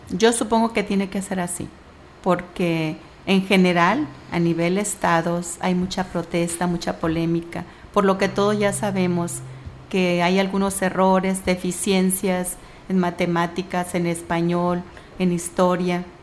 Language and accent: Spanish; Michoacán, Mexico; yo soy del estado de Michoacán, a mucha honra